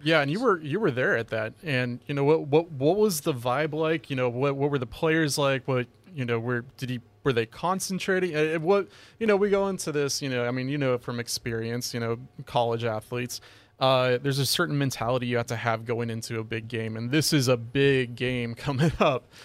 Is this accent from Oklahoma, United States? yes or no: no; Los Angeles, California, United States; moved away as an adult; also born or lived in Oregon; now in Hawaii, United States; I'm originally from Los Angeles, uh, and I, you know, played high school football, of course, over there